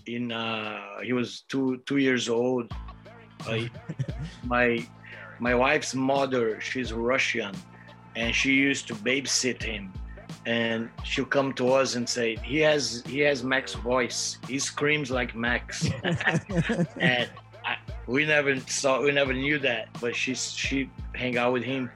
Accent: Brazil; I'm from Brazil

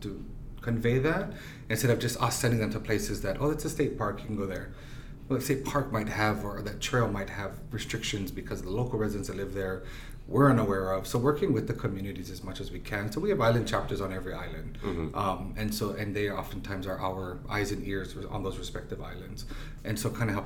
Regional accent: Ohio, United States; I'm from Ohio

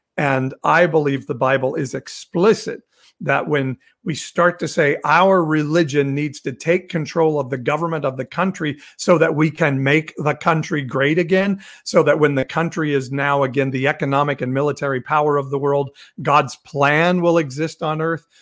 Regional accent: Midwest, United States; I grew up in the Midwest

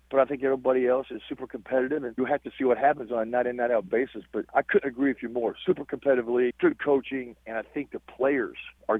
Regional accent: Eastern Kentucky, United States; accent: drawn-out dialect; moved away; But I'm definitely not from New York. I'm from Eastern Kentucky.

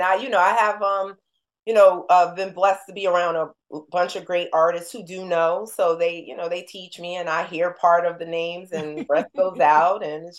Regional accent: New Jersey, United States; She just exhibited in Newark, which was like going home, you know, we're from Jersey.

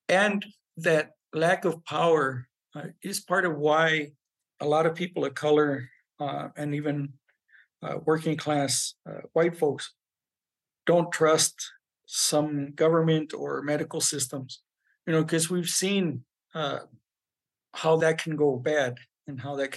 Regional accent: Southern California, United States; also born or lived in Albuquerque, New Mexico; now in New Mexico, United States; I'm Chicano. I was raised in Southern California

